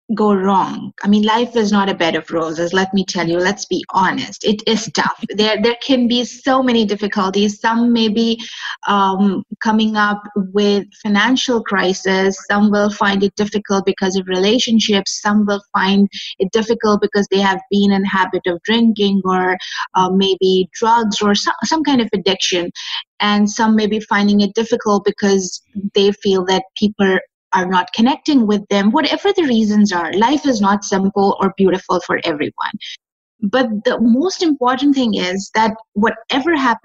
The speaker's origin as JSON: {"language": "English", "country": "Pakistan", "said": "I am from Pakistan"}